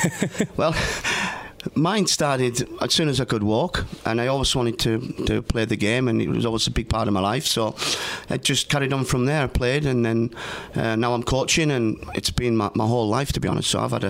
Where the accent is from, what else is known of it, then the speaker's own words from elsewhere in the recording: North West England, United Kingdom; now in Lansing, United States; And I'm from the northwest of England.